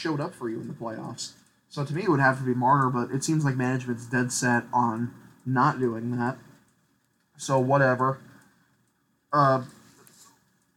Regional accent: Nevada, Iowa, United States; I grew up in Nevada, Iowa, which is like less than 10 minutes away from Ames

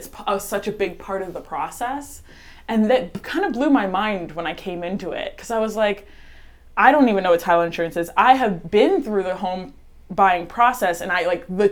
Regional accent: Jensen Beach, Florida, United States; I'm born and raised in Jensen Beach, Florida, just 30 minutes up the coast from here

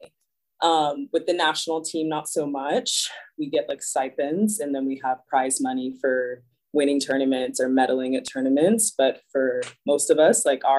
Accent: Dallas, Texas, United States; also born or lived in New York; once I was born, they moved to Dallas, which is where I've lived like my entire life

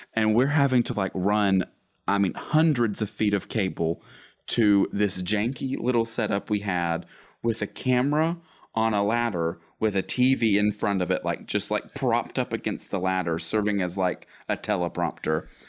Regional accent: Gadsden, Alabama, United States; I was born and raised in Gadsden, Alabama, good old Northeast Alabama.

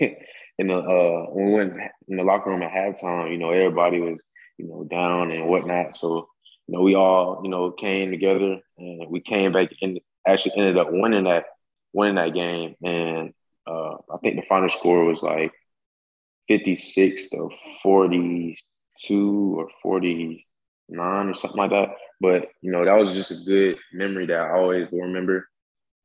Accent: Columbia, South Carolina, United States; I'm from Columbia, South Carolina.

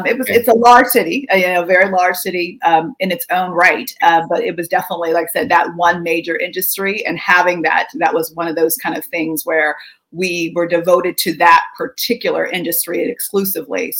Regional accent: McKeesport, Pennsylvania, United States; moved away as an adult; now in Washington, D.C., United States; I grew up in McKeesport, Pennsylvania, which sits on two rivers

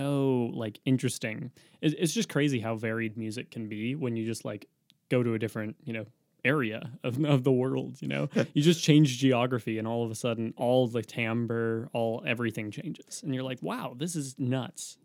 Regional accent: Oregon, United States; we, we're from Oregon.

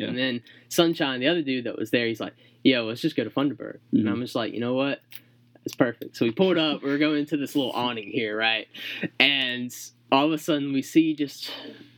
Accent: Monticello, Georgia, United States; I'm from Monticello, Georgia

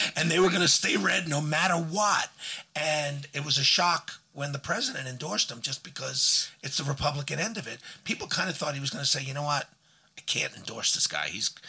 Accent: Alabama, United States; And I'm from Alabama, and I love Alabama

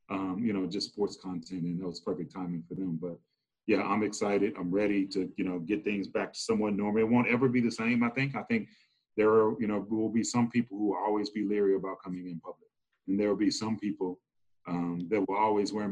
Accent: Memphis, Tennessee, United States; moved away as an adult; also born or lived in Massachusetts; No, I grew up in Memphis. Memphis, okay, Memphis. Born and raised in Memphis, Tennessee

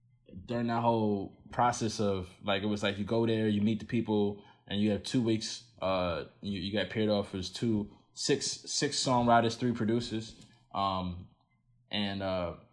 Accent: United States; I kind of am like too Nigerian to be American, but too American to be Nigerian. You know what I mean? Like, like I was born here

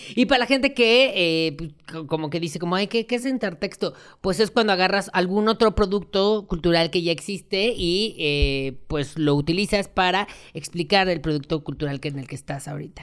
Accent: Colombia; yo soy eh, colombiano, siempre he sido colombiano

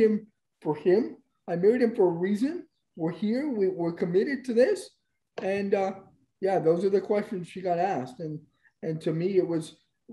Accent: Canada; I'm born here. I'm a Canadian citizen.

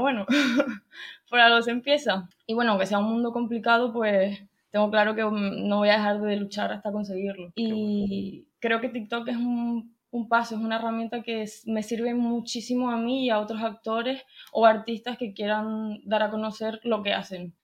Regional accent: Tenerife, Canary Islands, Spain; tengo 21 años, soy de Tenerife

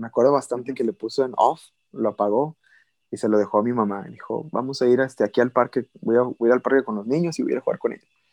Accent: Valle Hermoso, Tamaulipas, Mexico; also born or lived in Monterrey, Nuevo León / Ciudad Mante, Tamaulipas / Reynosa, Tamaulipas / Brownsville, Texas; yo me crié toda mi infancia en Tamaulipas

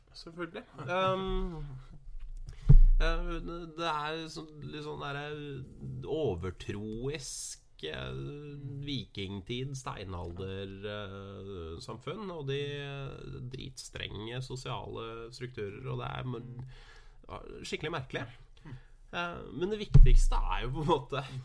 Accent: Norway; her hjemme i Norge

